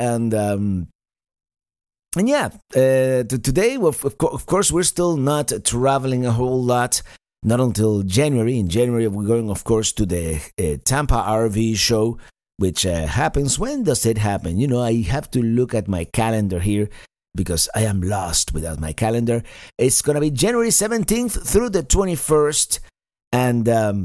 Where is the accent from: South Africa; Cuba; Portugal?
Cuba; moved away; also born or lived in Spain; I grew up in this period of time in Cuba